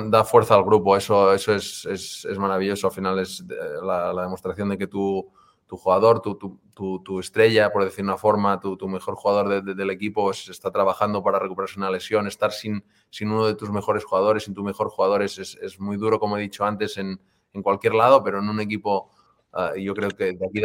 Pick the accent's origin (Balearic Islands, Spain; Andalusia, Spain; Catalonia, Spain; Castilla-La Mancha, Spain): Catalonia, Spain; Banyoles; moved away as an adult; also born or lived in Girona / Vigo / Barcelona; now in Kansas City, United States; Yo soy de Bañolas, que es un pueblo de, Girona